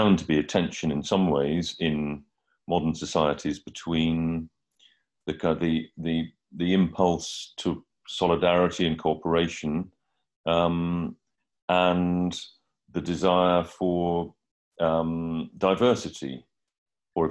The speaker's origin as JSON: {"language": "English", "country": "United Kingdom", "also_born_or_lived": "Hampstead, London", "said": "I'm a British journalist and writer."}